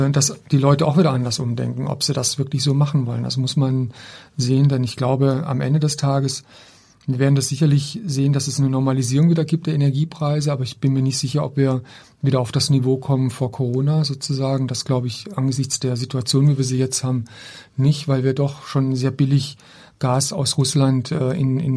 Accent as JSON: {"language": "German", "region": "Baden-Württemberg", "country": "Germany", "said": "das sehe ich auch bei meiner Heimatstadt. Ich komme ja aus einem kleinen Ort im Schwarzwald"}